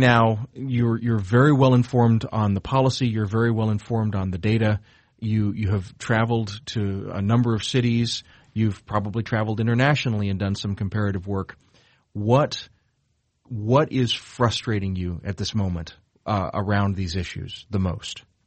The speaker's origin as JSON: {"language": "English", "region": "South Georgia", "country": "United States", "tie": "born or raised there", "moved": "yes", "lives_now": "Chicago, United States", "said": "where I grew up in South Georgia"}